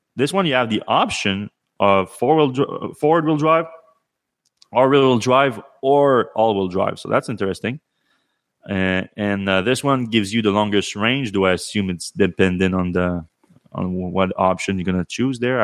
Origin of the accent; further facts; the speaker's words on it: Canada; me being Canadian